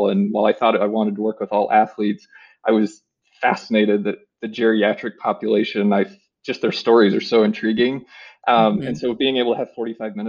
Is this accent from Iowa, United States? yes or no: yes; Marshalltown, Iowa, United States; I grew up in Marshalltown